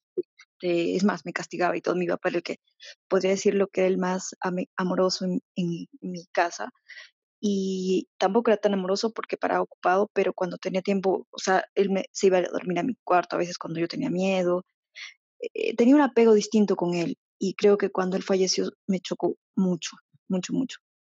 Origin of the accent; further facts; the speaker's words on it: Peru; yo soy de Perú